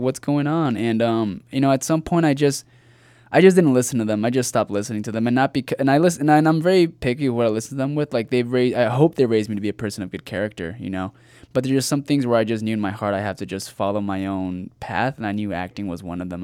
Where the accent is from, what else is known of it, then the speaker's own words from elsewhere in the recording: Rancho Cucamonga, California, United States; also born or lived in La Puente, California; I grew up in Rancho Cucamonga, California